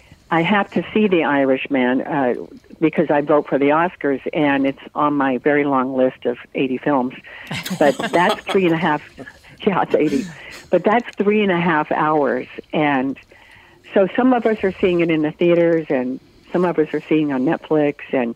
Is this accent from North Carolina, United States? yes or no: yes; North Carolina, United States; born there; And I was born in North Carolina, and we lived just all over like that from base to base in that part of the country.